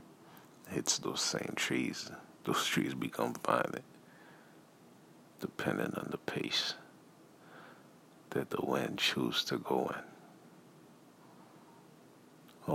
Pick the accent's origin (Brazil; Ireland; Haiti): Haiti; also born or lived in United States; I was born in America, and I was raised in Haiti